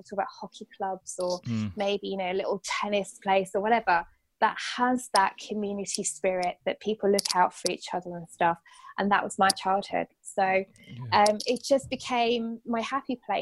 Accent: Bedford, East of England, United Kingdom; I'm from Bedford

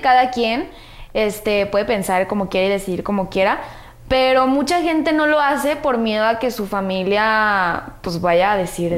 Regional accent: Guadalajara, Jalisco, Mexico; Soy de Guadalajara

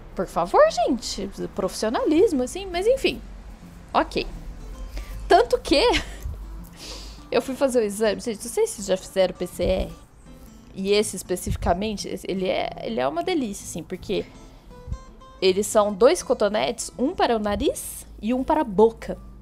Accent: Botelhos, Minas Gerais, Brazil; moved away; eu fui em botelhos que foi onde eu nasci

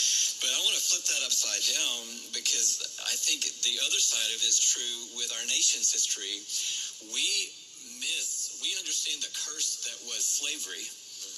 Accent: Atlanta, Georgia, United States; grow up in Atlanta

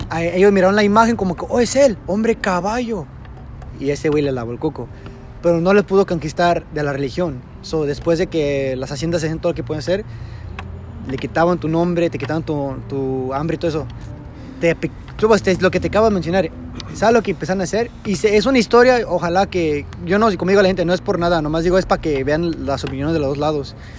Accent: Mexico; somos mexicanos

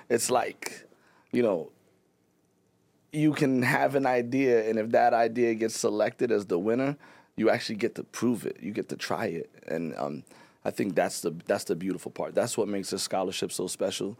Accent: Pawtucket, Rhode Island, United States; I'm not from Providence. I'm from Pawtucket

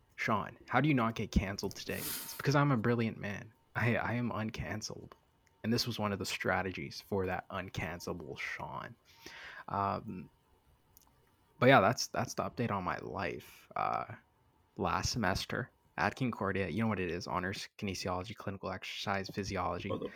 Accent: Canada; moved away as an adult; also born or lived in Boston, United States; now in Miami, United States; I'm from Canada. I know I was born in Boston, but I'm I, I grew up here.

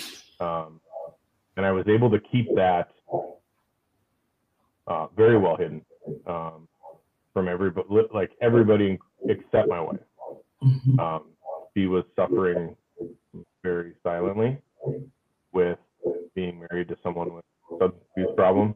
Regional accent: Fargo, North Dakota, United States; now I'm a police officer here back home. In the city of Fargo.

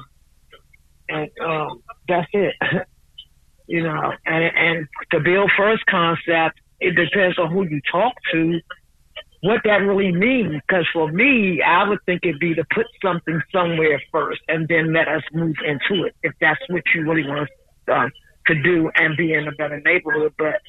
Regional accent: Washington, District of Columbia, United States; I was born and raised in the District of Columbia

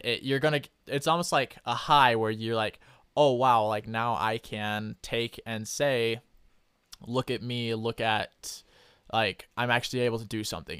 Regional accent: Idaho, United States; I'm from Idaho

